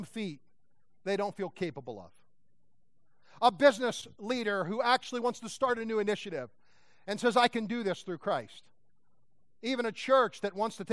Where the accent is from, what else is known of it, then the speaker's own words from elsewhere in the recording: Pennsylvania, United States; I grew up in Pennsylvania with a floodlight looking for deer